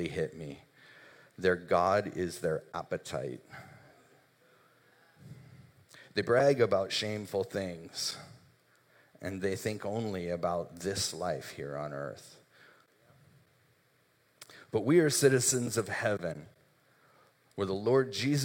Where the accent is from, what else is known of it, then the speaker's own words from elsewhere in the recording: United States; we're Americans